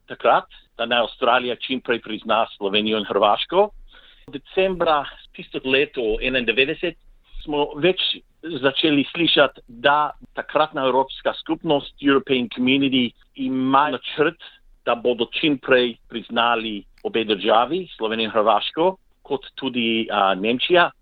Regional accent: Slovenia; also born or lived in Victoria, Australia; now in Australia

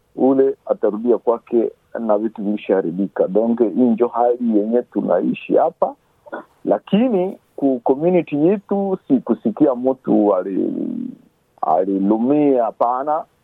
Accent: DR Congo; now in Shepparton, Australia; sie wakongomani tunatoka kwetu Kongo

